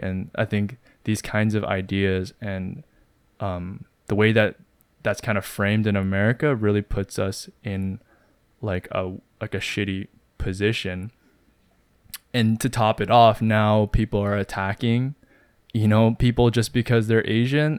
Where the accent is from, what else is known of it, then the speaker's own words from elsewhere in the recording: Canada; growing up in Canada as Koreans